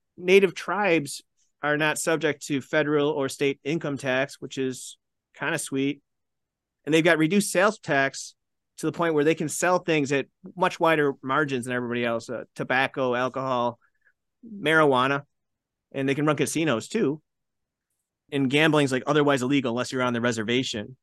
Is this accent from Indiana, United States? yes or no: no; Buffalo, New York, United States; I grew up in the Buffalo area